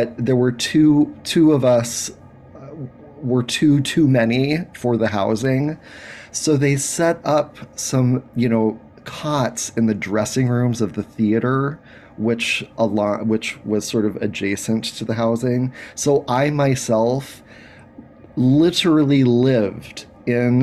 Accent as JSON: {"language": "English", "town": "Anchorage", "region": "Alaska", "country": "United States", "tie": "born or raised there", "said": "I grew up in Anchorage, Alaska"}